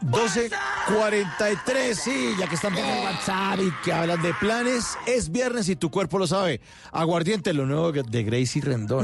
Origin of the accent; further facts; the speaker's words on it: Bogotá, Colombia; Los rolos, en eso somos medio hartos